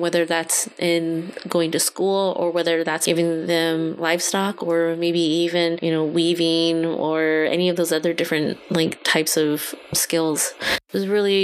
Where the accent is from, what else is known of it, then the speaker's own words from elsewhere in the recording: California, United States; I'm Hmong American, and I was born and raised here in California